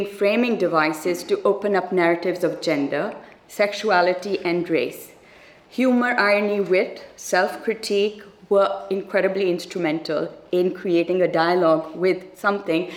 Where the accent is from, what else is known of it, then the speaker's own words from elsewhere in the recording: Pakistan; as a Pakistani